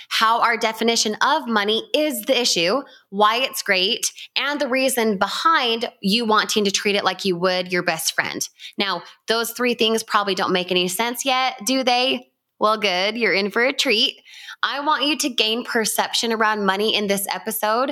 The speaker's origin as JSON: {"language": "English", "region": "Utah", "country": "United States", "tie": "born or raised there", "said": "I grew up in Utah"}